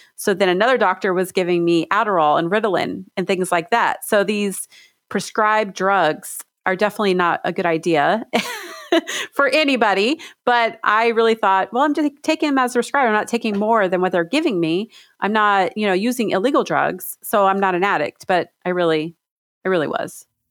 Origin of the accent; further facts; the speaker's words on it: Stockton, California, United States; now in Washington, United States; I grew up in Stockton, California in the, in the projects